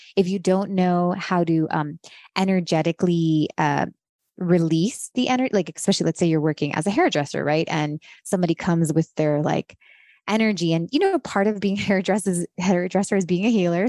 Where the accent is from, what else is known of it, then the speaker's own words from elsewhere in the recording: Miami, Florida, United States; moved away as an adult; also born or lived in Los Angeles; I grew up in Miami